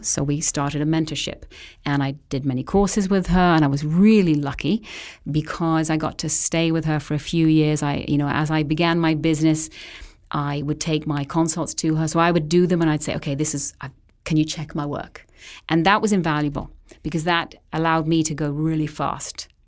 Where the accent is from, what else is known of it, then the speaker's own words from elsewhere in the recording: England, United Kingdom; moved away as an adult; also born or lived in Vancouver Island, Canada; now in Canada; left England at an early age to be a nanny over here